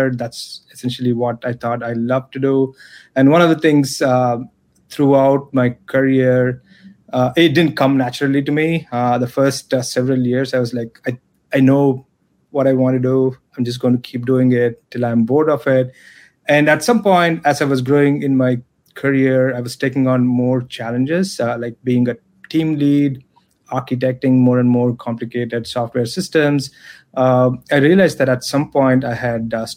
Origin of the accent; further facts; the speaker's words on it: Chennai, Tamil Nadu, India; moved away as an adult; also born or lived in Chicago; I'm originally from Chennai. I'm a Chennai boy. I left India in 2000, I moved to Chicago to pursue my master's degree